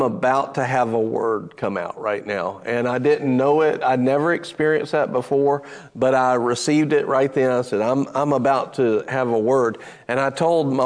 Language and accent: English; United States; I'm American